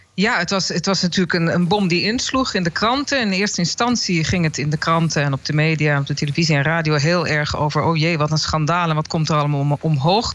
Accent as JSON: {"language": "Dutch", "country": "Netherlands", "said": "Ik ben ook een Nederlander"}